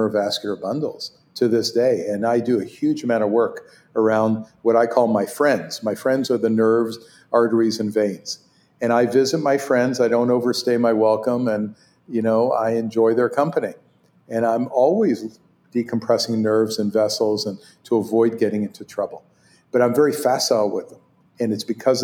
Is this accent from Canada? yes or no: yes; Canada; first language Hebrew; English is a second language; moved away as an adult; also born or lived in Israel; now in United States; growing up in Canada